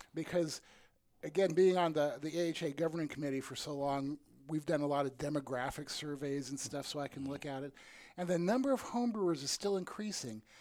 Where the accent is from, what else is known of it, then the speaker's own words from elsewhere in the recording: the middle of Iowa, United States; I grew up in the middle of Iowa in, okay. in the 50s and 60s.